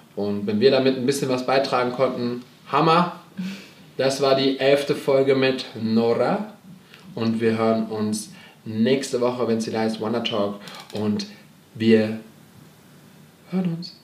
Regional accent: Germany; aus Deutschland.

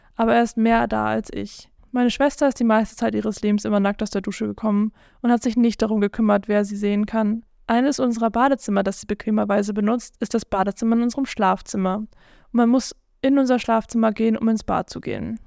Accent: South Africa; ich bin südafrikanisch

